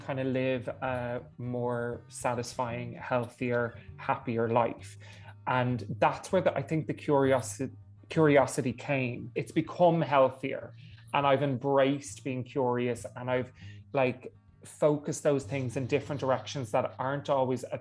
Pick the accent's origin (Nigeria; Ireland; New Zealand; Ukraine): Ireland; Dublin, Leinster; I'm from Dublin